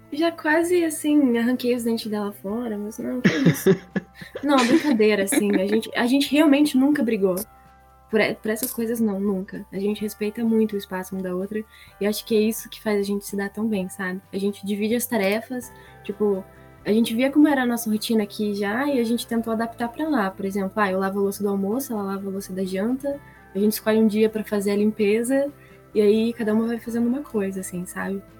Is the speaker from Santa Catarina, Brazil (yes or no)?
yes; Campos Novos, Santa Catarina, Brazil; moved away as an adult; now in Curitiba, Brazil; eu sou de Campos Novos, Santa Catarina